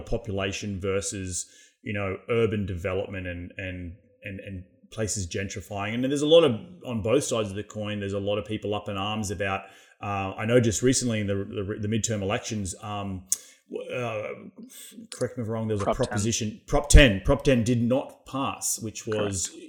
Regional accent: Australia; moved away as an adult; now in United States; being an Australian, moving to the United States

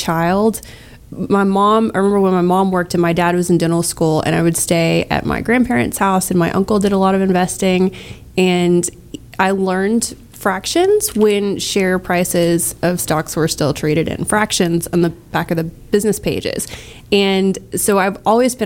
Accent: Galveston County, Texas, United States; I grew up in Galveston County, and I love the area.

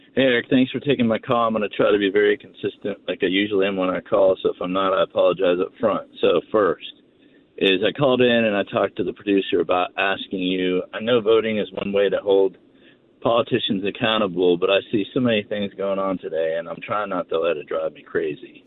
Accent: Ohio, United States; moved away; I'm from Ohio. I'm from that area originally. I don't live there anymore.

